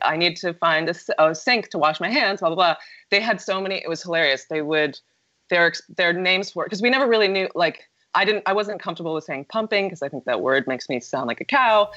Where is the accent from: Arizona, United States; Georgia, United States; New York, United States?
New York, United States; I'm from New York